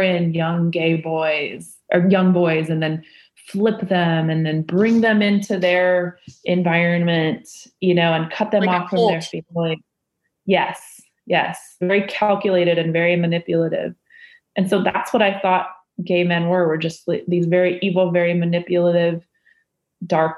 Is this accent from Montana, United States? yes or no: no; Indiana, United States; growing up in Indiana